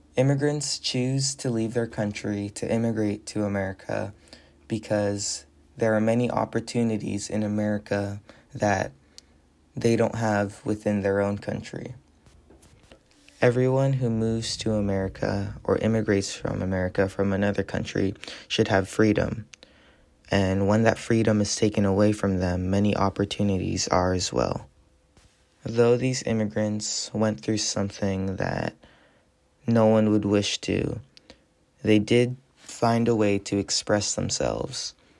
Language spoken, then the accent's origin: English; United States